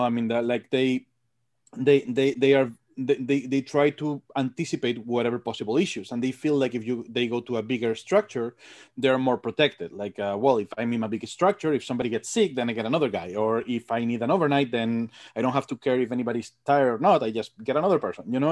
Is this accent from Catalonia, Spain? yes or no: no; Madrid, Community of Madrid, Spain; moved away as an adult; also born or lived in England; now in United States; From Madrid. I'm from Madrid.